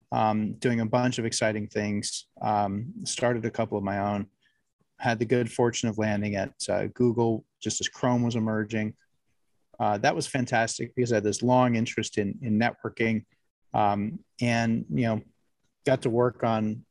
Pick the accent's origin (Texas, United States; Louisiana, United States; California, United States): California, United States; I'm a California native